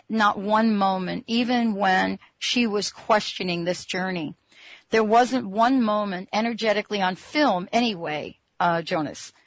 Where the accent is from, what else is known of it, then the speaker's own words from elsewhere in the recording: New York, United States; I'm from New York